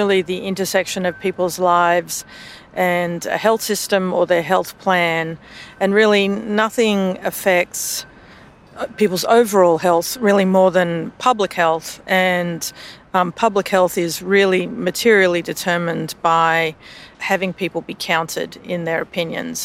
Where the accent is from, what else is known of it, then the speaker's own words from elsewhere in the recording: Australia; now in United States; you can probably tell from my voice, I'm Australian in origin